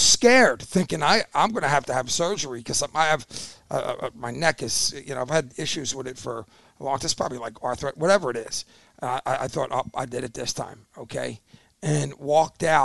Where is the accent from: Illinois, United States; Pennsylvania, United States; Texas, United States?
Pennsylvania, United States; Philadelphia; I lived in Juniata